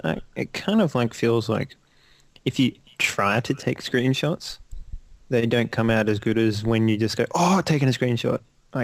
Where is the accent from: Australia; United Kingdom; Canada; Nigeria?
Australia; I'm not a Kiwi, I'm an Aussie.